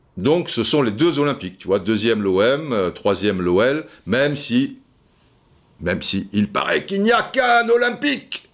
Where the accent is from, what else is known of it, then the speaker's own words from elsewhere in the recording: Brazzaville, Republic of the Congo; Je suis un enfant de Brazzaville